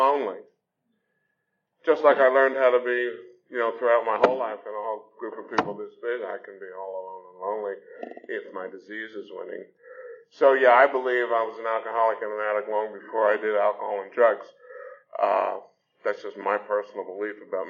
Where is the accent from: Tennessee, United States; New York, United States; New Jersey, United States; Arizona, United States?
New Jersey, United States; Newark; now in Atlanta, United States; I was born in the city of Newark, New Jersey